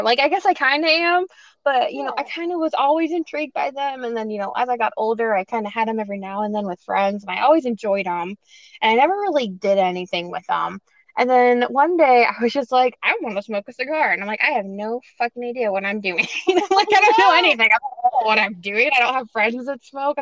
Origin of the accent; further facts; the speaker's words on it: Clackamas, Oregon, United States; also born or lived in Corvallis, Oregon; I am a born and raised Oregonian. I grew up just east of Portland in a town called Clackamas.